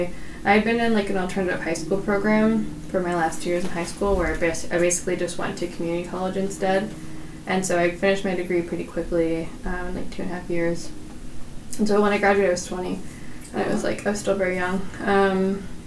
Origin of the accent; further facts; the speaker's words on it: Belmont, California, United States; moved away as an adult; also born or lived in Redwood City, California; now in Portland, United States; I was born in Redwood City, but most of my upbringing was in Belmont